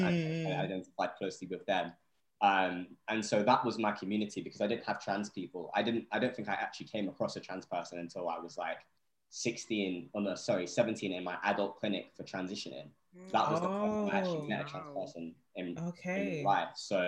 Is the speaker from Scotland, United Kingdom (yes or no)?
no; Vauxhall, London, United Kingdom; Listen, I was raised in Vauxhall, you know.